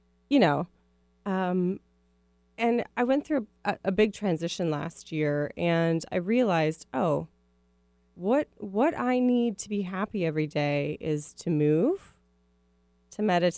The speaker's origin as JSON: {"language": "English", "region": "Midwest", "country": "United States", "accent": "Midwest", "said": "So my Midwest accent will probably come out, just as a heads up."}